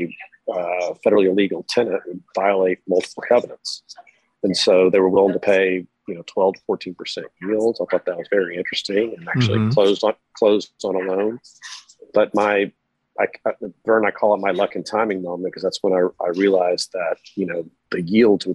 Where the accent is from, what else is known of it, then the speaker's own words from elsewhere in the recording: Dallas, Texas, United States; also born or lived in Austin; I grew up in Dallas. Was actually born in Austin